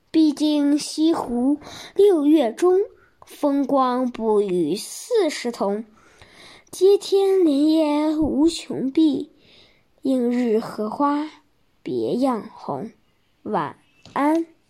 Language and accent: Chinese; Shijiazhuang, Hebei, China; 我来自河北石家庄